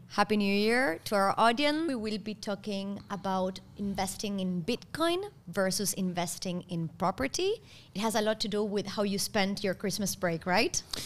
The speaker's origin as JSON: {"language": "English", "country": "Argentina", "moved": "yes", "said": "I come from Argentina."}